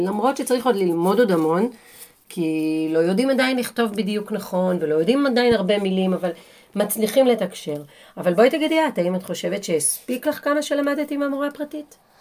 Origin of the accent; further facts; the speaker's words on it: Israel; moved away as an adult; now in England, United Kingdom; לנו כישראלים